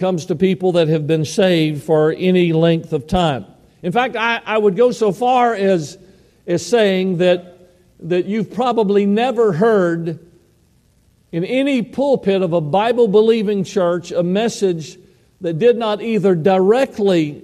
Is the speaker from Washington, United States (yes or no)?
no; Georgia, United States; moved away as an adult; now in Idaho, United States; many years there in my home state of Georgia. I had ministered for 30 years there.